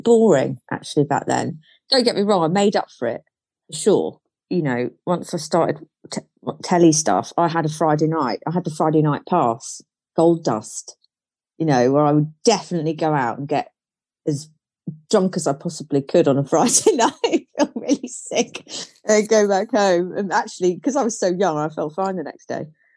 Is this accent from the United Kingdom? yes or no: yes; Cornwall, South West England, United Kingdom; I was brought up in Cornwall